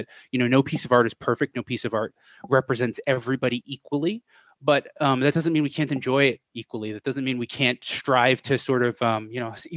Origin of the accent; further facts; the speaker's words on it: United States; as an American